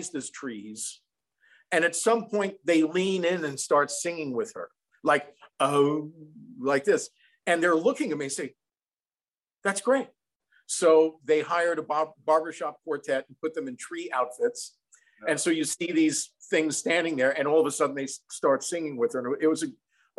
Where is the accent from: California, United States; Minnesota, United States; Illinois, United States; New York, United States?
New York, United States; Long Island; I'm from Long Island.